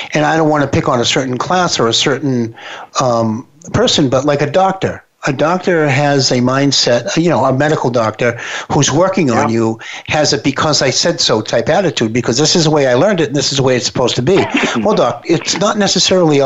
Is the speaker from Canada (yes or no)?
no; Boston, Massachusetts, United States; accent: Boston; my Boston accent